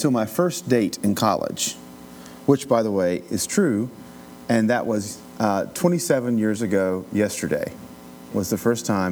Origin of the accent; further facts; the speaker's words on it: Appalachian Mountains, United States; Growing up in the Appalachian Mountains